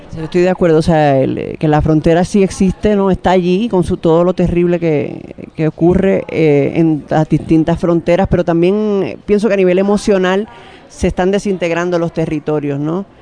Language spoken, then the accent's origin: Spanish; Santo Domingo, Distrito Nacional, Dominican Republic; moved away as an adult; desde que me fui de Santo Domingo